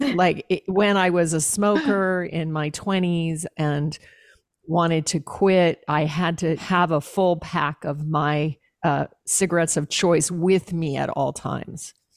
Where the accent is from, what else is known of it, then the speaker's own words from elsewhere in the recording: Alaska, United States; I was raised in Alaska.